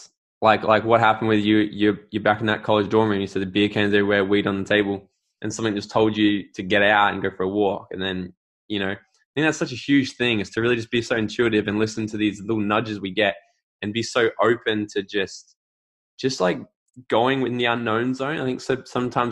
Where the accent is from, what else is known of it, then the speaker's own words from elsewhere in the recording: Australia; as an Aussie